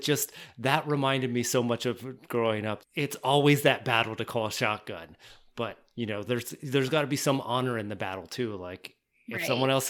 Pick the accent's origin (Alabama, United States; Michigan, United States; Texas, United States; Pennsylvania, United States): Pennsylvania, United States; Newport; I grew up in Central Pennsylvania too.